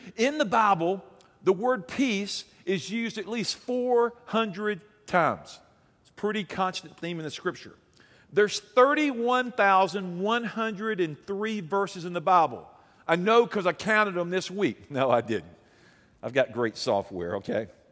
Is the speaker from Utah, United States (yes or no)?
no; Alabama, United States; I'm from Alabama.